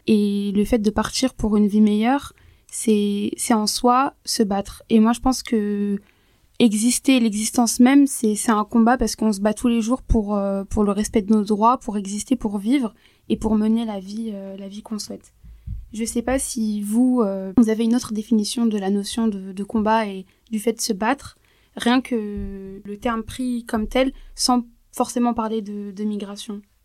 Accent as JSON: {"language": "French", "country": "France", "said": "on est en France, on vit en France. en tant que française"}